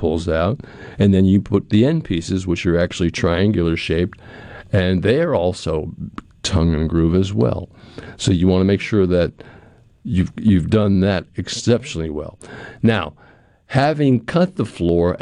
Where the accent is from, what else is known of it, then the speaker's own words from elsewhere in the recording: New England, United States; moved away as an adult; now in Pearl, United States; growing up in New England